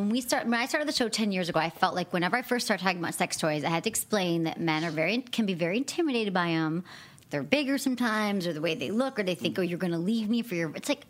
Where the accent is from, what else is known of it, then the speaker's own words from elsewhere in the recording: Michigan, United States; moved away; also born or lived in Bay Area, California; I actually lived in the Bay Area for 20 years, and I moved here recently, but my friends in the Bay Area, so I'm from Michigan originally.